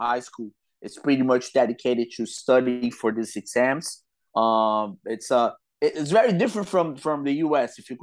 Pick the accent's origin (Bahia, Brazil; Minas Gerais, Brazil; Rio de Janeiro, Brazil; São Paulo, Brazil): Rio de Janeiro, Brazil; I grew up in Rio de Janeiro, Brazil